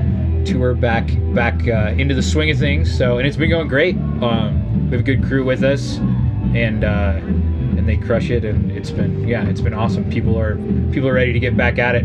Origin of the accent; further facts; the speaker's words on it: Montana, United States; I grew up in Montana, and grew up hunting and fishing and on a ranch and stuff